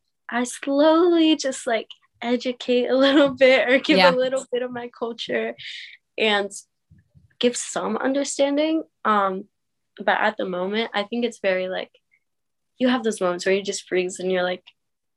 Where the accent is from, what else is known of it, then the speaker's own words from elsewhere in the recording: Reading, Pennsylvania, United States; me growing up in Reading, I never saw a gun. I've never experienced a shooting.